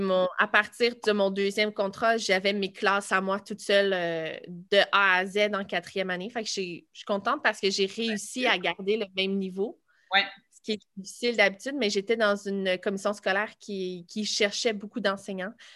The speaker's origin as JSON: {"language": "French", "town": "Boisbriand", "region": "Quebec", "country": "Canada", "tie": "born or raised there", "also_born_or_lived": "Laval / Saint-Jérôme / Blainville", "said": "je suis née à Laval, mais on a toujours habité à Boisbriand"}